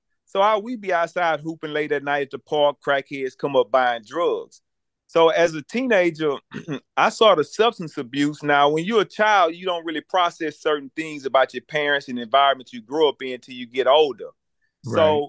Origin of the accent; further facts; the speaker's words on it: Virginia, United States; I grew up in Canterbury Village, went to Booker T. Washington. All I know is black people.